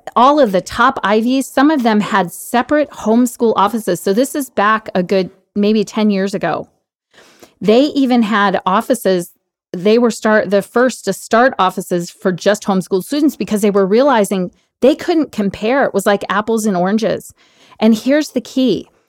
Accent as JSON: {"language": "English", "town": "Washington", "region": "District of Columbia", "country": "United States", "tie": "born or raised there", "said": "I grew up on Capitol Hill, actually, because I'm, I'm from the D C area"}